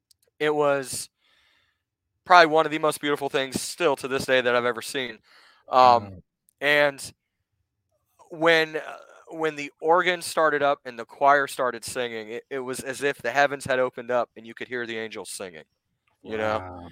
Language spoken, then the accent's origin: English; Gahanna, Ohio, United States; Gahanna, yeah, I grew up in Gahanna.